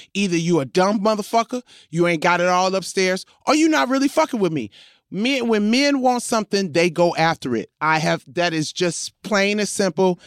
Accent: New York City, New York, United States; I was from Crooklyn

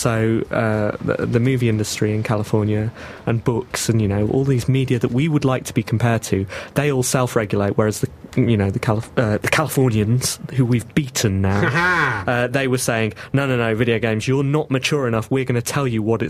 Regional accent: England, United Kingdom; we're English

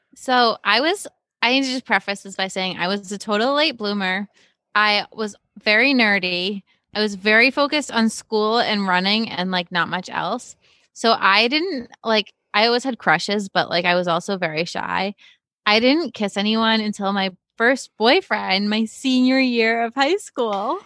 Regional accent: Cape Cod, Massachusetts, United States; moved away as an adult; also born or lived in Boston / Brooklyn; I grew up on Cape Cod, very sheltered place to begin

